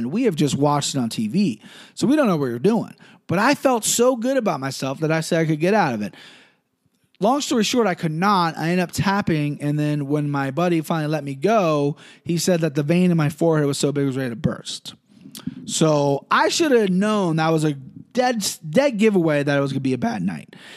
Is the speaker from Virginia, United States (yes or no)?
no; Cincinnati, Ohio, United States; growing up in Cincinnati and being an MMA fan